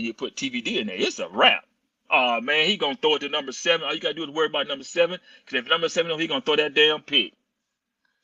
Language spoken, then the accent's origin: English; Monroe, Louisiana, United States; I'm from Monroe